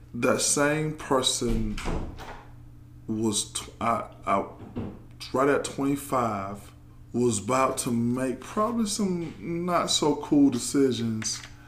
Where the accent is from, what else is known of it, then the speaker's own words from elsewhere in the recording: Georgia, United States; moved away; I'm from Georgia. All my family is in Georgia